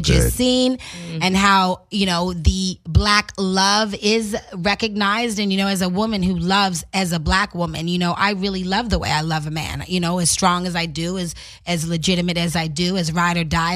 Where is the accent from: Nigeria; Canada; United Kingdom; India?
Canada; I'm Canadian